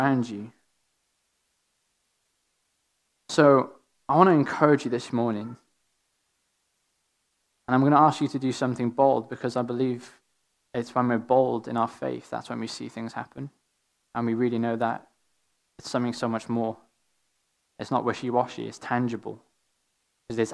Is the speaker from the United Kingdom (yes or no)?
yes; Wales, United Kingdom; accent: Welsh; my Welshest strongest accent